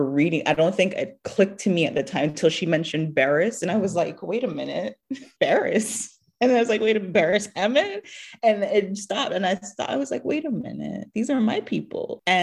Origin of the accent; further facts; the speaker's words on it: Jamaica; moved away as an adult; now in United States; growing up in Jamaica